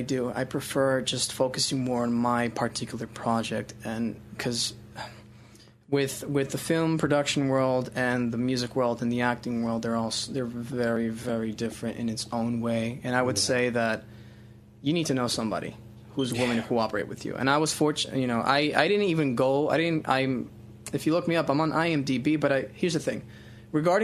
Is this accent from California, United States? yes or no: no; Miami, Florida, United States; I'm from Miami